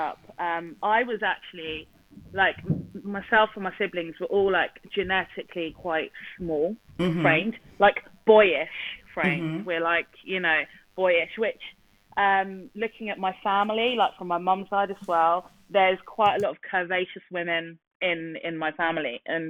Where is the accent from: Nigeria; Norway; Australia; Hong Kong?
Nigeria; This is what I absolutely love about being Nigerian.